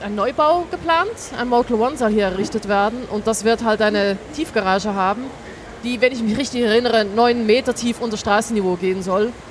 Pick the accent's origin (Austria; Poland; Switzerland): Switzerland; also born or lived in Baden-Württemberg; now in Hamburg, Germany; ich komme aus der Schweiz, wie man hier in Hamburg bestimmt gut hören kann